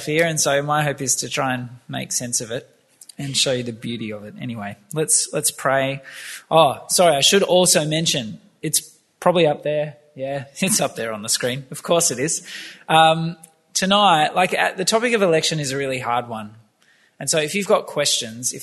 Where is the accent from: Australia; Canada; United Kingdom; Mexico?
Australia; Campbelltown, New South Wales; I grew up in Campbelltown